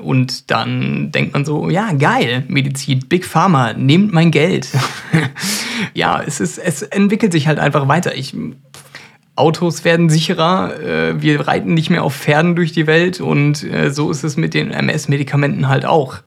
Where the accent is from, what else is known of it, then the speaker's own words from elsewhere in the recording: Germany; bei uns in Deutschland